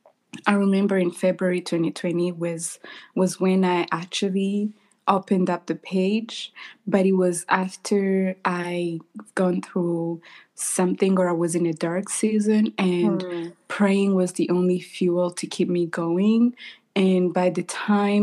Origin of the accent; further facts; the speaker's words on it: Rwanda; now in United States; I am born and raised in Rwanda. I currently live in the United States.